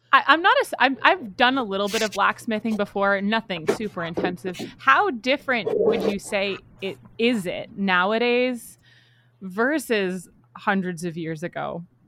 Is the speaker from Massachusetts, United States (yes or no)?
yes; Massachusetts, United States; I'm from Massachusetts